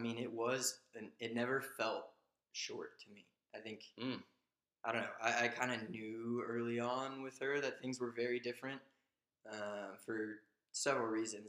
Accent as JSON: {"language": "English", "town": "San Antonio", "region": "Texas", "country": "United States", "moved": "as an adult", "said": "I'm originally from San Antonio. So after college, I moved back to San Antonio."}